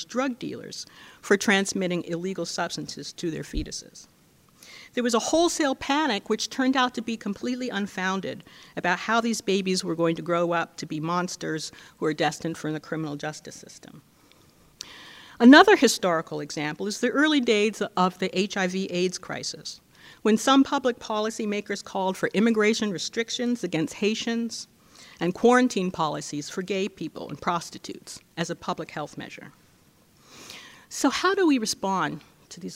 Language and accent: English; California, United States; my home state of California